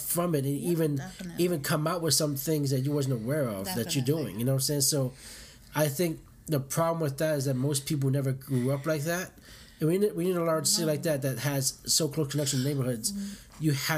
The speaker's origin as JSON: {"language": "English", "town": "New York City", "region": "New York", "country": "United States", "tie": "born or raised there", "said": "growing up in New York and Brooklyn, I grew up in Bed-Stuy in Brooklyn. Shout out to Thomas Projects, uh-huh. Bed-Stuy, and it was only Puerto Ricans and Blacks."}